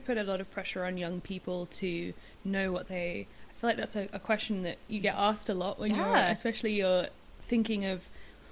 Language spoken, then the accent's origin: English; United Kingdom; I am British.